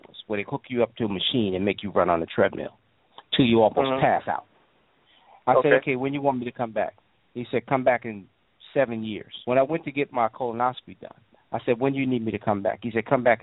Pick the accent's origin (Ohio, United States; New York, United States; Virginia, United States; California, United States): New York, United States; as a child, as an adolescent, I grew up in New York